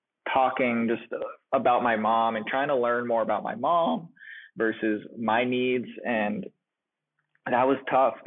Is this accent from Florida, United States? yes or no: no; Boston, Massachusetts, United States; I'm from the Boston area